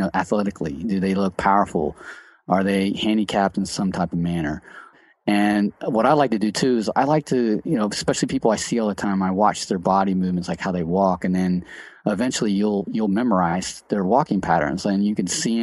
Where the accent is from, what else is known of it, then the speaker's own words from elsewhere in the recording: Cincinnati, Ohio, United States; I'm from Cincinnati.